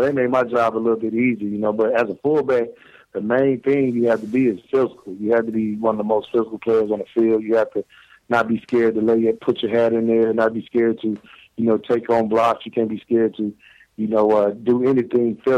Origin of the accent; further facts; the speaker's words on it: Tuscaloosa, Alabama, United States; right now I'm down here in Tuscaloosa, Alabama, my hometown